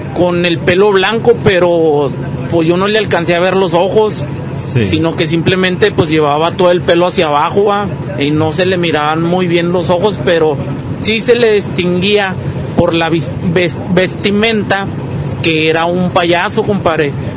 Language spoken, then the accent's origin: Spanish; Durango, Mexico; now in Monterrey, Mexico; nosotros somos del estado de Durango